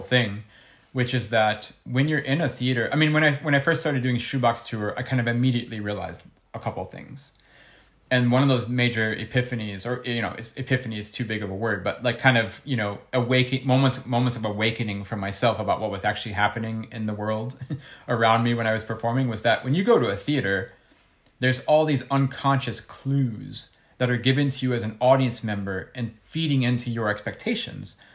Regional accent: Ohio, United States; in school, uh, growing up in Ohio

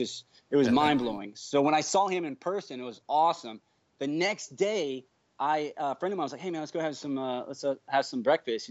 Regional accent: Minneapolis, Minnesota, United States; now in Orlando, United States; I was born in Minneapolis, Minnesota

